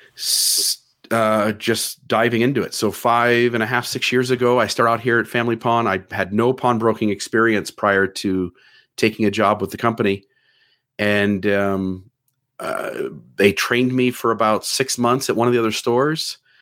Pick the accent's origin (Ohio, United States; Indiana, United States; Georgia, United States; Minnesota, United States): Ohio, United States; now in Hurricane, Utah, United States; I'm from Ohio